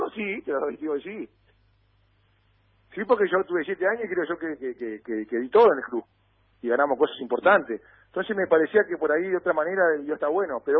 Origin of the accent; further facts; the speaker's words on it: Argentina; yo argentino yo llegué a los nueve años, me fui a los 24.